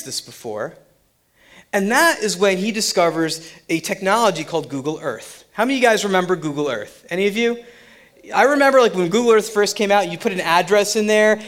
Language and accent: English; Central New Jersey, United States; also born or lived in Summit, New Jersey / Central New York; I was born in Summit, New Jersey. I grew up in Central Jersey and Central New York. And, you know, I ended up back in New Jersey